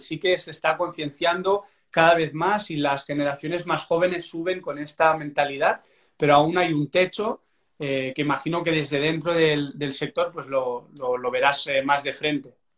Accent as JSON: {"language": "Spanish", "town": "Barcelona", "region": "Catalonia", "country": "Spain", "said": "soy de Barcelona"}